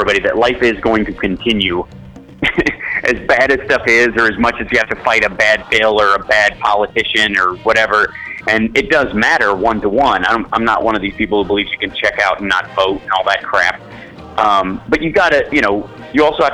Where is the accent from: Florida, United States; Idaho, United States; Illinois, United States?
Illinois, United States; Chicago; I'm from Chicago, so, you know, I went to high school there, and it's, you know, it's my hometown